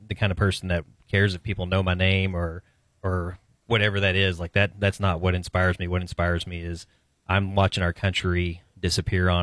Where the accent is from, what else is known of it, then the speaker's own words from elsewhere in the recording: Brady, Texas, United States; I grew up in Brady. We raised them in Brady